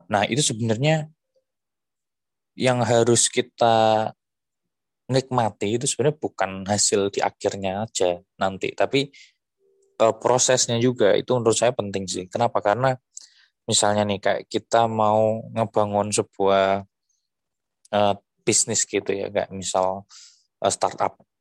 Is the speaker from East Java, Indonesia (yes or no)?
yes; Bojonegoro, East Java, Indonesia; Terus saya coba e, ngebangun tim untuk ngasih APD ke nakes-nakes di kota saya dari Bojonegoro kan.